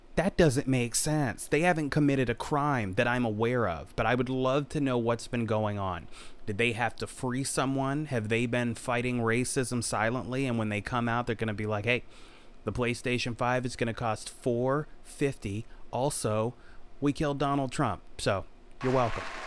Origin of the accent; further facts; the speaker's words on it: Virginia, United States; I'm from Virginia